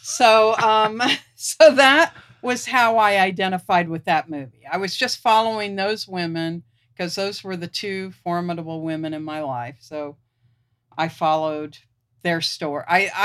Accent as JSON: {"language": "English", "town": "Ashland", "region": "Kentucky", "country": "United States", "tie": "born or raised there", "said": "But a Paramount Movie Palace in my hometown in Ashland, Kentucky."}